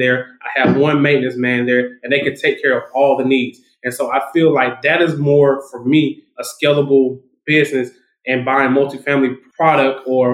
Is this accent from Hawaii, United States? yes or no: no; Macon, Georgia, United States; It's in Macon, Georgia. So it's from my hometown. So my first multifamily is in my hometown.